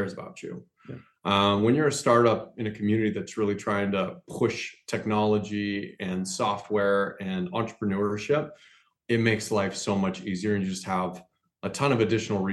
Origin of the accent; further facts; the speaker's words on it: Wyoming, United States; moved away as an adult; also born or lived in Tulsa, Oklahoma / California / Chicago / Baltimore; now in Rapid City, United States; I grew up in Wyoming, went to school at the School of Mines here in Rapid.